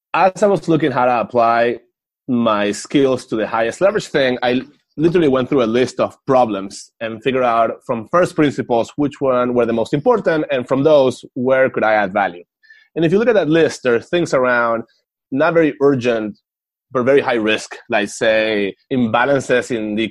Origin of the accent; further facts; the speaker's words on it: Venezuela; moved away; I'm from Venezuela